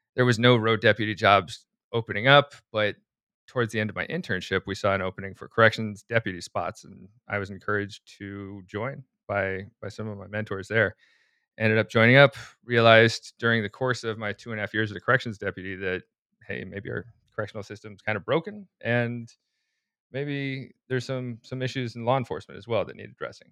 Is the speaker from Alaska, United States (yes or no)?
yes; Anchorage, Alaska, United States; I'm from the suburbs of Anchorage